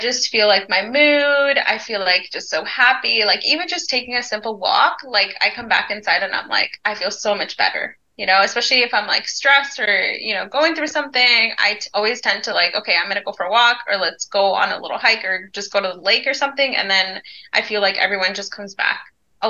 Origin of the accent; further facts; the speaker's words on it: Ontario, Canada; moved away; we were born in Ontario